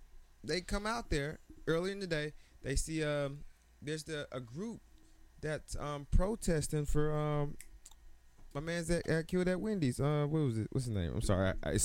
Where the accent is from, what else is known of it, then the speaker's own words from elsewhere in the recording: Atlanta, Georgia, United States; also born or lived in Decatur, Georgia; now in Washington, D.C., United States; They may say I'm from Atlanta, but a lot of people, I say I'm from Atlanta. My driver's license says Decatur.